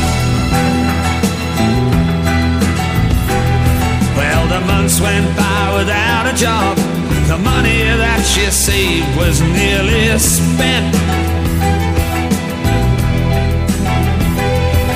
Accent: Australia; I'm Australian

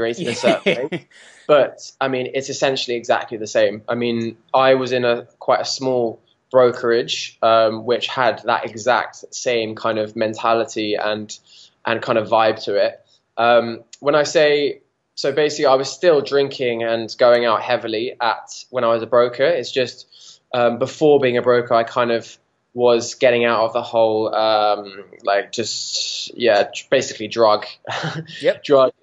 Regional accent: Watford, East of England, United Kingdom; I grew up just outside London, actually, in a place called Watford.

